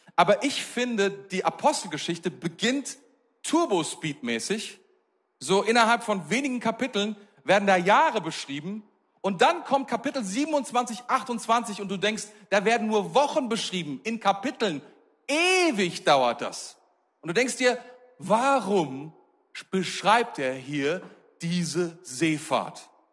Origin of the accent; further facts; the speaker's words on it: Germany; als Deutsche, als Europäer